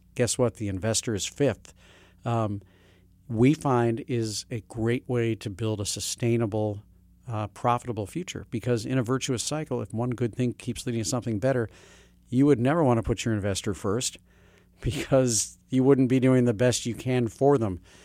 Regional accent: St. Louis, Missouri, United States; moved away; also born or lived in Hartford / New York City; I had the kind of education growing up in Saint Louis, Missouri

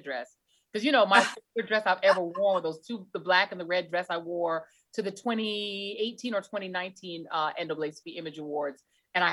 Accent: Denver, Colorado, United States; moved away; I grew up in Denver

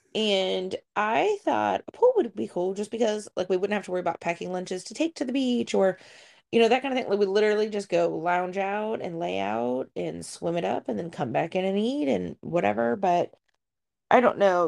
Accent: Ohio, United States; moved away; growing up in Ohio

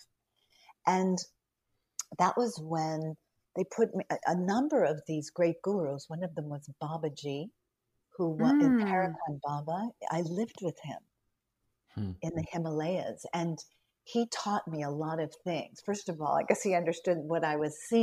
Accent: Newton, Massachusetts, United States; I'm from Newton, Massachusetts

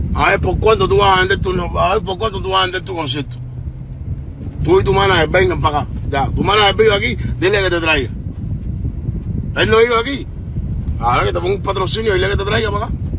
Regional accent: Havana, Cuba; Yo soy de La Habana, de Cuba, de La Habana

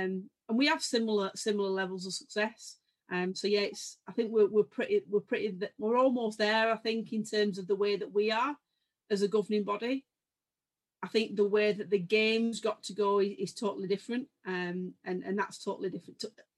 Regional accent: England, United Kingdom; And I think we're really proud from England of the amount of very, very good players we've produced.

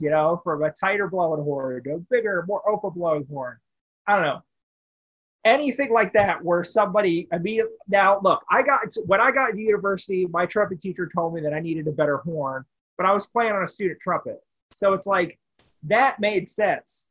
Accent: Bullhead City, Arizona, United States; also born or lived in Wichita, Kansas; now in Las Vegas, United States; I was in Wichita for a bit, yes, but I am from Bullhead City, Arizona

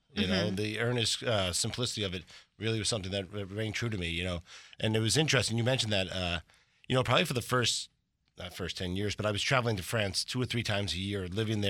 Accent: New York City, New York, United States; I grew up in New York.

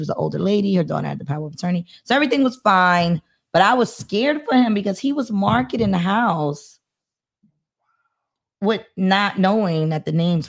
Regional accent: New York City, New York, United States; It is not the Brownsville I was raised with.

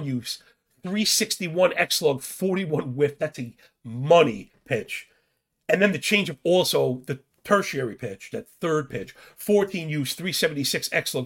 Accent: New York City, New York, United States; I'm from Brooklyn

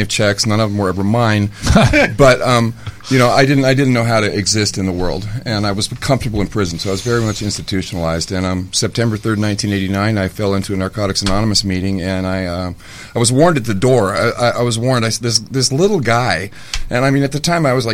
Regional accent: Los Angeles, California, United States; I grew up in Laurel Canyon, and my dad was a hippie

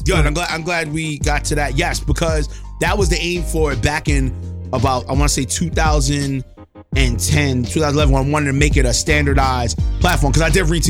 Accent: New York City, New York, United States; me being from the town I was raised in Laurelton, Queens, where I witnessed black ownership, people that owned their houses, people that had businesses.

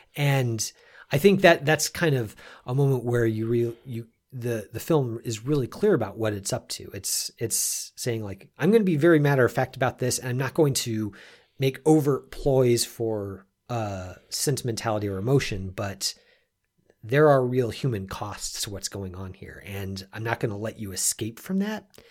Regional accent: United States; we were we were all Americans

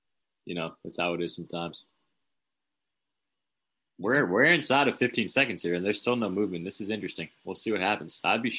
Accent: Boston area, Massachusetts, United States; We're both from the Boston area

